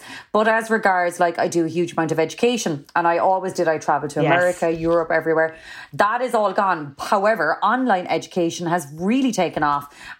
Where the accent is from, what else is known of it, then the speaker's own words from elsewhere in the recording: Cork, Munster, Ireland; I just kind of, I am very Irish. I'm very Cork.